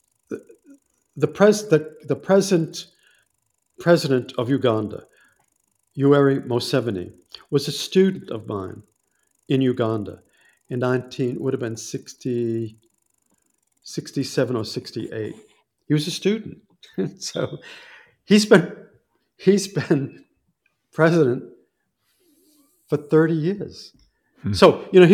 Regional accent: United States; also born or lived in Malawi; as an American

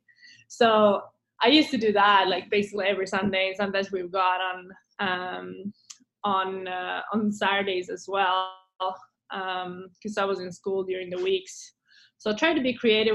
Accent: Eskilstuna, Södermanland, Sweden; English is a second language; moved away as an adult; also born or lived in Lake Nona, Florida; now in Scottsdale, United States; my town, Eskilstuna

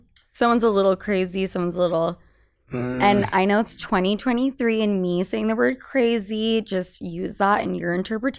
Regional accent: Utah, United States; I was born in Utah and family Mormon

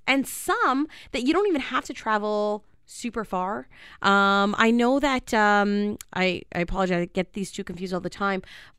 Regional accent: Canada; But we're Canadian.

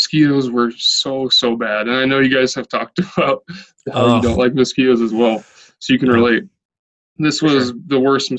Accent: Rapid City, South Dakota, United States; Well, I'm from South Dakota. I'm from Rapid City, South Dakota.

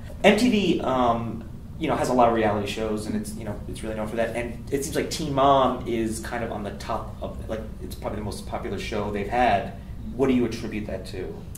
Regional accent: United States; now in Los Angeles, United States; I'm from New York, New Jersey

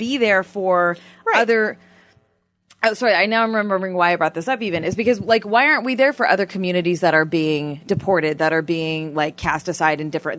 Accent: near Toronto, Ontario, Canada; first language Armenian; English is a second language; moved away as an adult; now in Los Angeles, United States; I grew up in Canada.

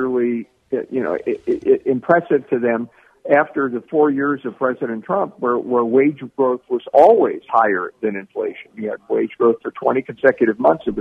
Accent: Cleveland, Ohio, United States; Cleveland's my hometown

